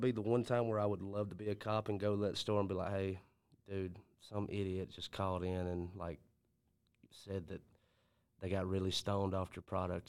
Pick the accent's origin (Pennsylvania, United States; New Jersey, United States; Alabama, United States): Alabama, United States; Kennedy; Because I remember like growing up in Kennedy, and this is why we hung out in Columbus.